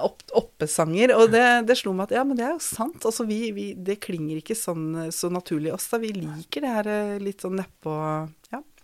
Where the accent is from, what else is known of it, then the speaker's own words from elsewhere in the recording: Skien, Telemark, Norway; gikk på søndagsskolen på Tabernakel i Skien